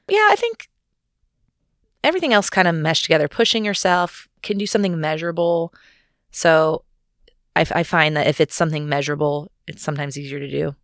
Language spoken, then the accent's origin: English; United States; I'm an American